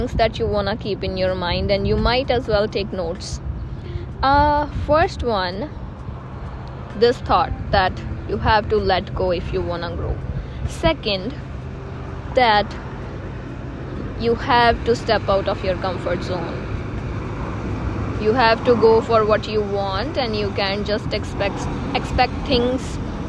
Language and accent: English; India; moved away as an adult; now in Canada; I am from India